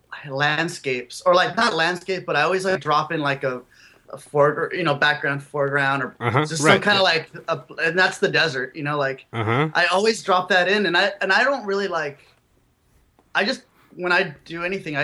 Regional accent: Imperial Valley, California, United States; also born or lived in Yuma, Arizona / El Centro, California; I was born in Yuma, like Arizona, and then I grew up in when I was till like 11 or 12, I grew up in a factory, Placer City, California

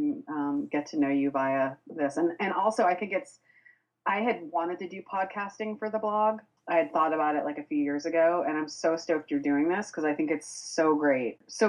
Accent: Boston, Massachusetts, United States; I grew up in the inner city. I grew up in Jamaica Plain, which is part of Boston

